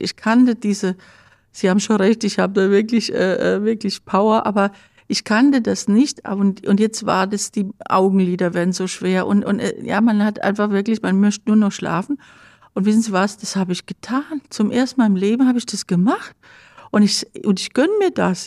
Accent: Germany; bei uns Deutschen

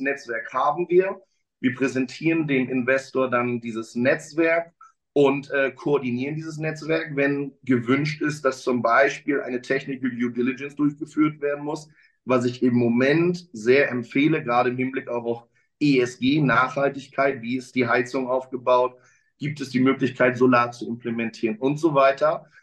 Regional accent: Mecklenburg-Vorpommern, Germany; now in Berlin, Germany; ich bin ein Kind des Nordens, bin in Mecklenburg-Vorpommern aufgewachsen

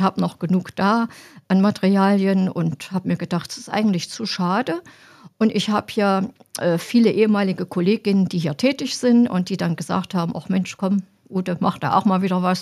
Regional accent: Apolda, Thuringia, Germany; also born or lived in Halle / Eisenach; Ich komme hier aus Apolda, bin hier geboren, bin hier zur Schule gegangen

